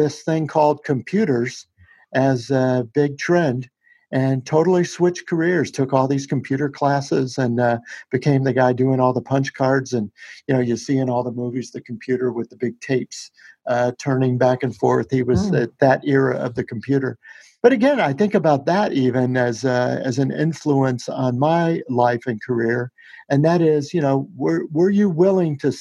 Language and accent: English; Shreveport, Louisiana, United States; Our family in Shreveport, Louisiana